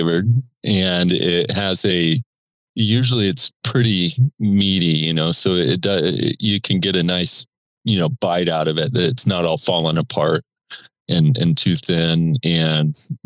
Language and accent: English; Indiana, United States; also born or lived in Australia; when you grew up in Indiana with a dad who was a starter on that team, played for Bobby Knight, like I grew up going to games